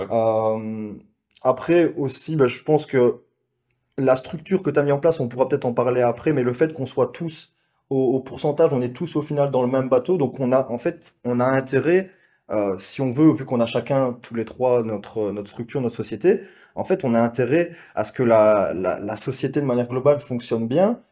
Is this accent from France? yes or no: no; Belgium; accent: Belgian; je suis belge, vous l'entendez peut-être à, l'accent